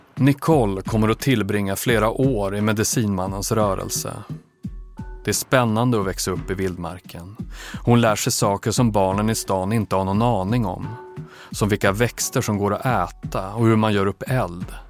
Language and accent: Swedish; Umeå, Västerbotten County, Sweden; jag växte upp i Umeå